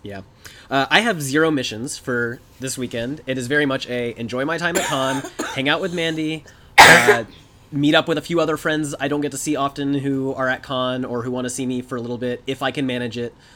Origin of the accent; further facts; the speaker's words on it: Atlanta, Georgia, United States; I was in high school back then because I grew up in the Atlanta area.